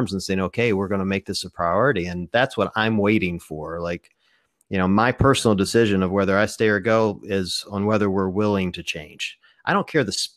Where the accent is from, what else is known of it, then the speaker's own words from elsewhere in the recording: Mississippi, United States; I grew up in the South. I mean, I'm the deep South, Mississippi.